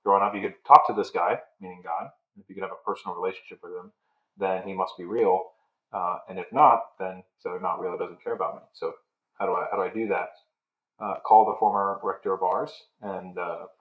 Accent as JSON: {"language": "English", "region": "Pennsylvania", "country": "United States", "tie": "born or raised there", "also_born_or_lived": "New York / Chicago / Notre Dame", "moved": "as an adult", "said": "I grew up in Pennsylvania, a big Italian-American family"}